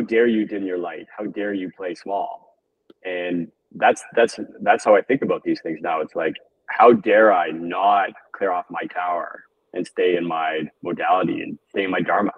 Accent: Toronto, Ontario, Canada; growing up in Toronto

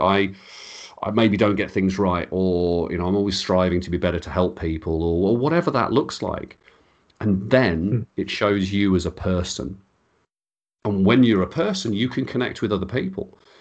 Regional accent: Birmingham, West Midlands, United Kingdom; accent: Birmingham; I sound like I'm from Birmingham

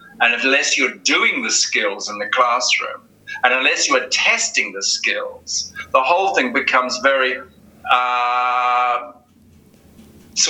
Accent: New Zealand; also born or lived in United Kingdom / Egypt; now in Spain; I'm from New Zealand originally

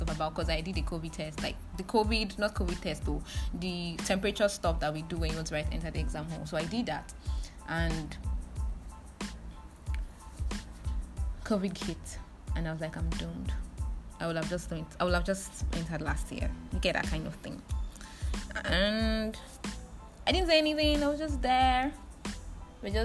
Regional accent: Delta, Nigeria; I'm from Delta State

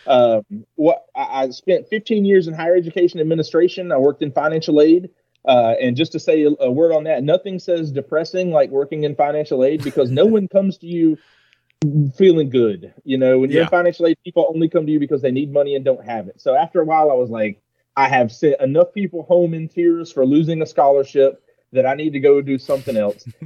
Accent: Georgia, United States; accent: southern; I am a Georgia native. So depending on where I am in the country, my accent is thicker or lesser

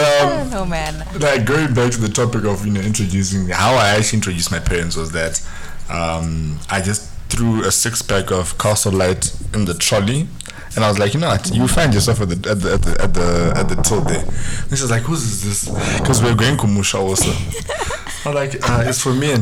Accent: Zimbabwe; moved away; growing up in the Zimbabwean home as well, it's very restricted

